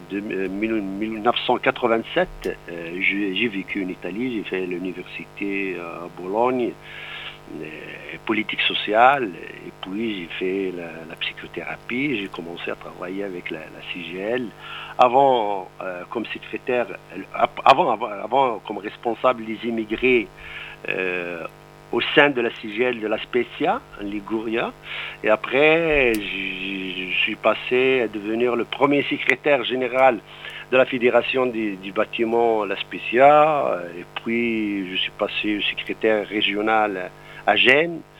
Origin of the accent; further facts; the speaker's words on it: Morocco; French is a second language; moved away as an adult; also born or lived in Montpellier, France; now in Italy; moi, je suis, je suis d'origine euh, marocaine. Je suis né au Maroc sur les montagnes de l'Atlas. J'ai fait l'université au Maroc